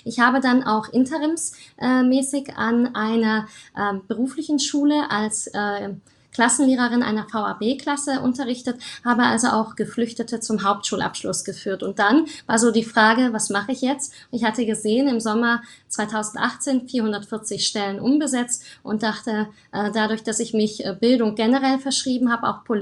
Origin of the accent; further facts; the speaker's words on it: Germany; also born or lived in Romania; Ich bin 1988 geboren und dann 1990 nach Deutschland mit dem deutschen Teil meiner Familie gekommen.